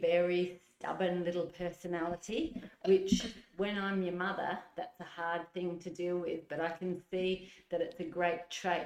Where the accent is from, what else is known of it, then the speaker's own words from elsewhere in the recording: Adelaide, South Australia, Australia; I grew up in the southern suburbs of Adelaide